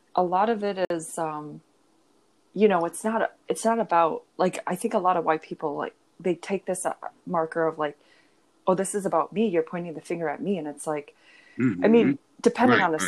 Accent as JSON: {"language": "English", "region": "Minnesota", "country": "United States", "tie": "born or raised there", "said": "I'm from Minnesota. So it's like, I grew up 3 hours away from Minneapolis"}